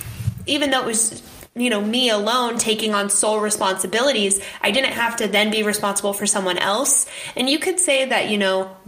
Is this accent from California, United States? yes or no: no; Phoenix, Arizona, United States; I'm from Phoenix, this is where I'm from